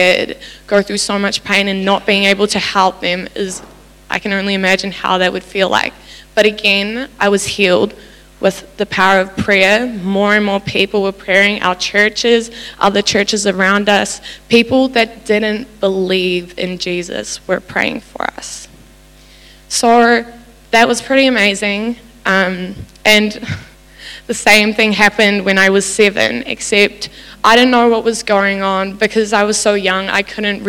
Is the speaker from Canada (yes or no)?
no; New Zealand; also born or lived in South Africa; my family moved to New Zealand a very, very long time ago